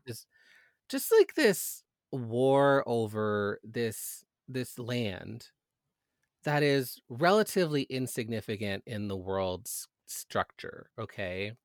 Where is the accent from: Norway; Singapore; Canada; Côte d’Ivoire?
Canada